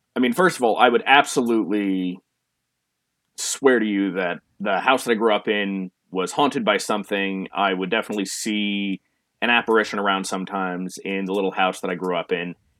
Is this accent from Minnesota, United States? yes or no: no; New Jersey, United States; growing up in New Jersey